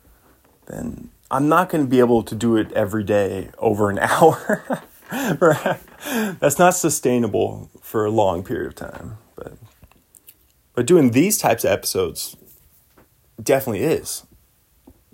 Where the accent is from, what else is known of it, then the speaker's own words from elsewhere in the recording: North Puget Sound, Washington, United States; I am from North Puget Sound.